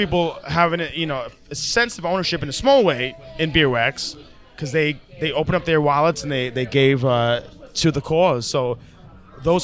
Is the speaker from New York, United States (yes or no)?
yes; New York, United States; I was born and raised in New York, grew up listening to hip hop.